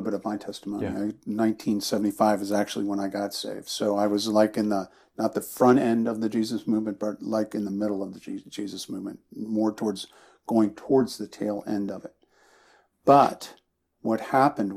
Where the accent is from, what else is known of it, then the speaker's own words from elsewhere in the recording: East Coast, United States; moved away as an adult; I grew up on the East Coast